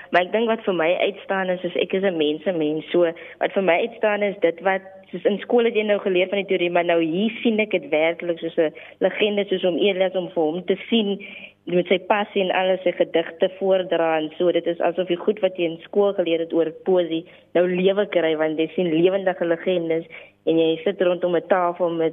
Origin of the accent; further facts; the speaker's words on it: Bethulie, Free State, South Africa; moved away; also born or lived in Stellenbosch; ek is oorspronklik van die Vrystaat.